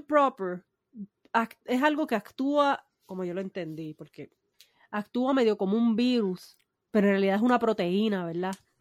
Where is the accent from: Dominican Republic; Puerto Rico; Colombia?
Puerto Rico; also born or lived in Humacao / Cabo Rojo; yo soy del campo